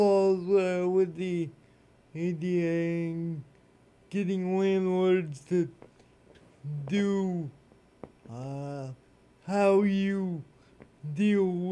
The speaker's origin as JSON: {"language": "English", "town": "Leominster", "region": "Massachusetts", "country": "United States", "tie": "born or raised there", "said": "I was actually born in Leominster"}